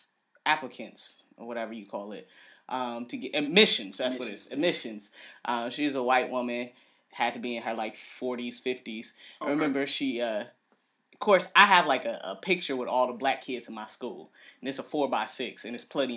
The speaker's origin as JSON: {"language": "English", "town": "Cleveland", "region": "Ohio", "country": "United States", "said": "I am from Cleveland."}